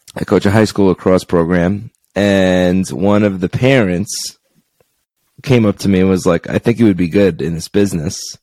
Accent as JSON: {"language": "English", "area": "Long Island", "region": "New York", "country": "United States", "moved": "as an adult", "lives_now": "Henderson, United States", "said": "I'm from Long Island, New York, and I moved to Henderson, Nevada about 11 years ago"}